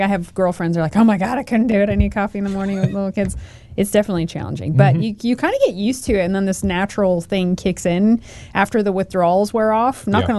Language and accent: English; the Northwest, Pacific Northwest, United States; growing up in the Northwest.